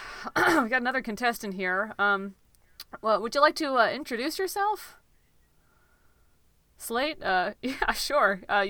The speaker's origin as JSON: {"language": "English", "region": "Connecticut", "country": "United States", "said": "Well, I'm from Connecticut, so we are known as fast talkers up there."}